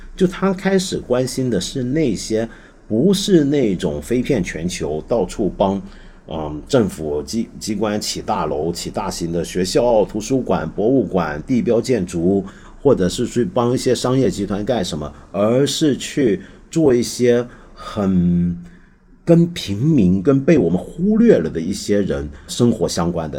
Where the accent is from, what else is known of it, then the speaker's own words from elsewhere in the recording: China; 我们中国人都知道